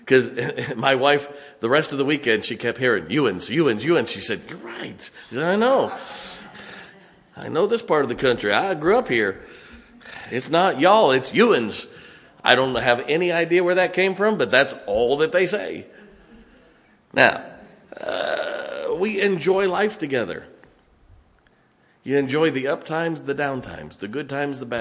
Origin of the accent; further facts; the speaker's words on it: Ohio, United States; accent: West Virginia; also born or lived in West Virginia; I grew up here, but no, we're from West Virginia.